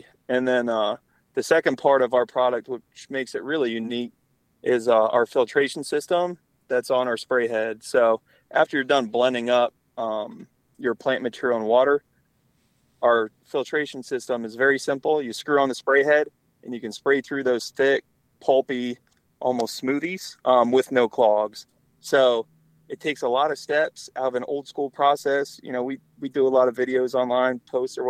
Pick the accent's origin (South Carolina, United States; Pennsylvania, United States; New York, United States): Pennsylvania, United States; North Central; I grew up in North Central Pennsylvania